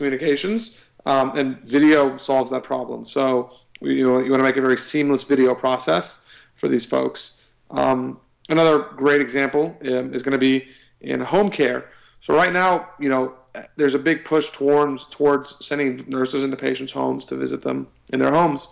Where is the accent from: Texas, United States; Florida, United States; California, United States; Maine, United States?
Texas, United States; Austin; I'm from Austin